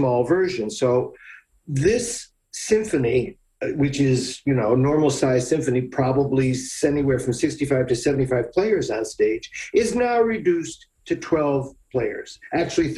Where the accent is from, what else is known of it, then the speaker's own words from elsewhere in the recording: Scranton, Pennsylvania, United States; accent: flat; now in Baltimore, United States; I'm from Scranton, Pennsylvania. We have this very flat accent